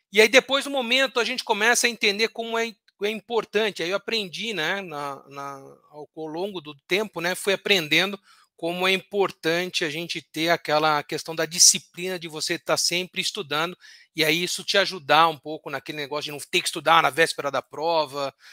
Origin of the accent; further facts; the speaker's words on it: Santos, São Paulo, Brazil; Bom, professor, eu nasci em Santos, né?